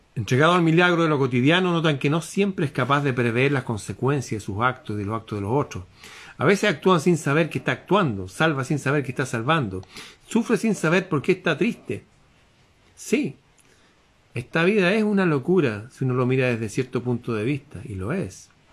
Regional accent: Chile; en mi país

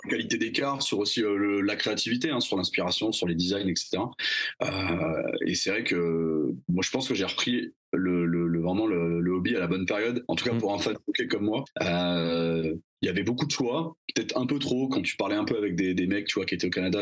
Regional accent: Bordeaux, Nouvelle-Aquitaine, France; je viens de Bordeaux. j'ai je, je, j'ai grandi dans le sud-ouest

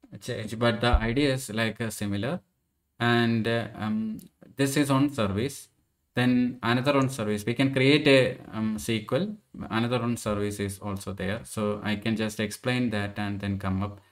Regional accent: Andhra Pradesh, India; my hometown as well, Andhra Pradesh.

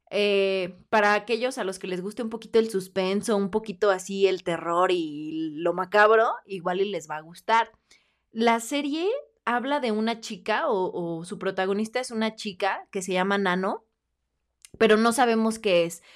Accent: Mexico; nosotros como mexicanos

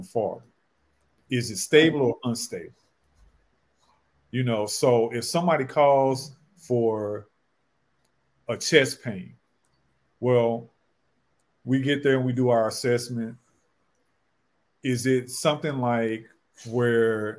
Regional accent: St. Louis, Missouri, United States; moved away; St. Louis, my hometown

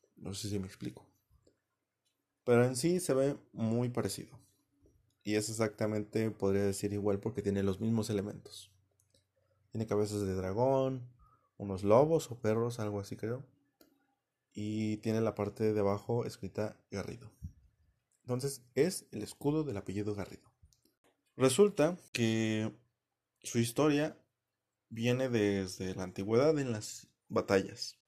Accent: Mexico; yo soy mexicano

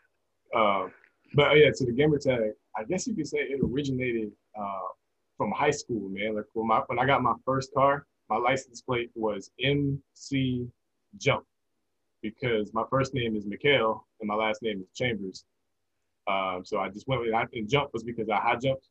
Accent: Champaign, Illinois, United States; moved away as an adult; now in Georgia, United States; I'm originally from Champaign, Illinois, spread up there where the University of Illinois is, a little college town

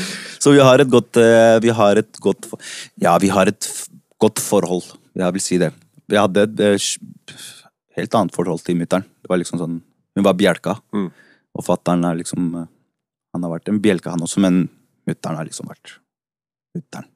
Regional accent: Oslo, Norway; also born or lived in Santiago, Chile; vokste opp på Haugenstua. Jeg har vel egentlig bodd på Haugenstua helt siden jeg kom

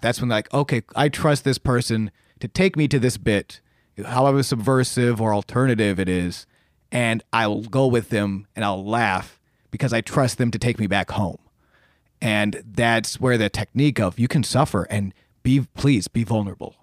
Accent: Buffalo, New York, United States; moved away as an adult; I come from Buffalo, New York, um, where I did stand-up for many, many years back there

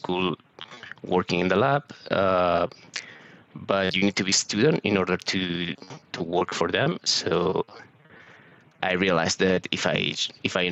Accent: Barcelona, Catalonia, Spain; moved away; also born or lived in Southampton; I'm originally from Barcelona, so I studied geography in the University of Barcelona

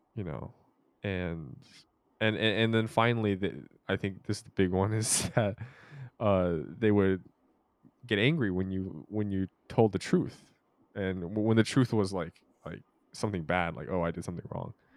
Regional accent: Merced, California, United States; growing up in Merced

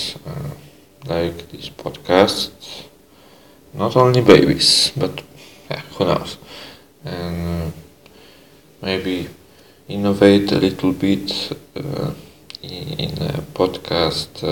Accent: Poland; English is a second language; now in Netherlands; I just used a little bit of Polish, because I'm Polish also.

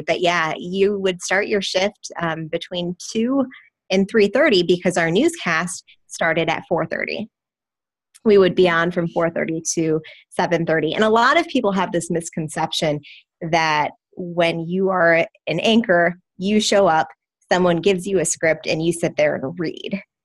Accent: Wisconsin, United States; Wisconsin, my home state

